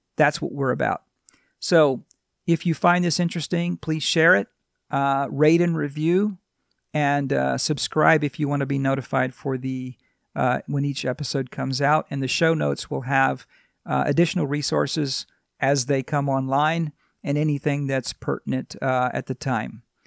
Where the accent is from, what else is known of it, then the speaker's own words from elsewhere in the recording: Louisiana, United States; moved away as an adult; now in California, United States; I grew up in Louisiana